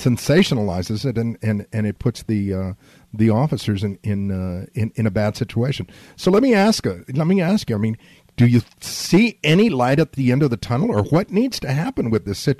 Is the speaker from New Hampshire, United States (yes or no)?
no; San Antonio, Texas, United States; also born or lived in Laredo, Texas; I grew up in South Texas. I grew up on the south side of San Antonio.